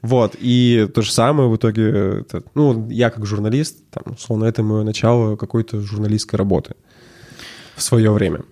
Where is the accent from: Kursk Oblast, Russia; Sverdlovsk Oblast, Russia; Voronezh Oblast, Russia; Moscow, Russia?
Sverdlovsk Oblast, Russia; Verkhnyaya Salda; now in Yekaterinburg, Russia; Мы оба из Верхней Салды.